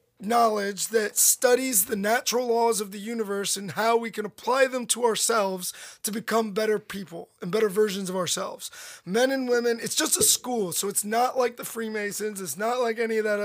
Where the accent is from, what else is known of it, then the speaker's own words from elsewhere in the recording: United States; I said America